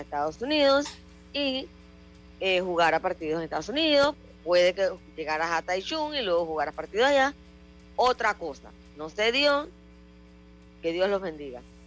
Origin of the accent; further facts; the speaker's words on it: Panama; como, panameño